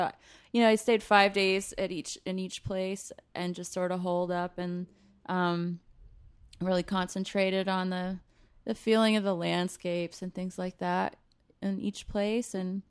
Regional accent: North Carolina, United States; moved away as an adult; also born or lived in Rochester, New York / Vienna, Austria; now in Philadelphia, United States; I'm from North Carolina originally.

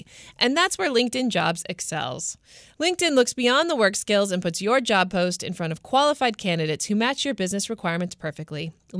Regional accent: United States; I love being American, though.

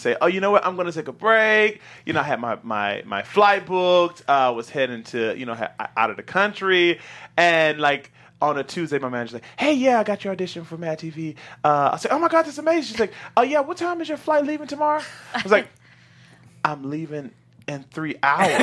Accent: the South, United States; I'm from the South

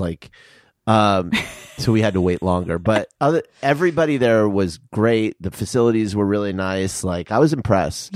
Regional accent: Tucson, Arizona, United States; moved away; I'm from Tucson, and my parents are in Tucson

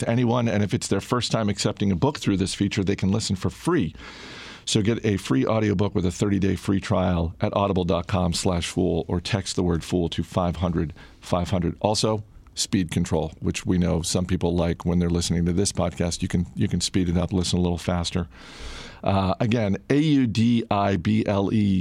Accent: Maine, United States; Vacation Land, True Stories from Painful Beaches, which is about my home state, in part about my home state

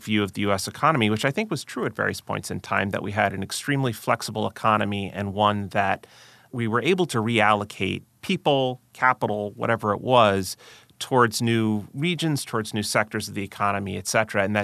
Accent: Long Island, New York, United States; I grew up on Long Island, just outside New York.

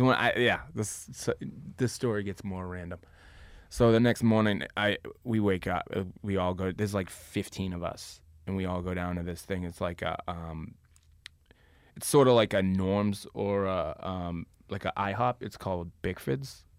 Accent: Boston, Massachusetts, United States; now in Los Angeles, United States; I grew up in South Boston, which is a small neighborhood in a big city.

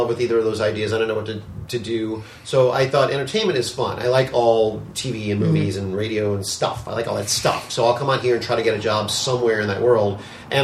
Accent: New Orleans, Louisiana, United States; I'm from New Orleans, so I went to school at UNO

